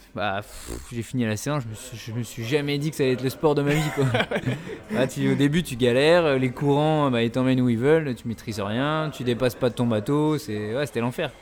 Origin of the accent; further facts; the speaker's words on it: Épinal, Grand Est, France; on vient tous les deux d'Épinal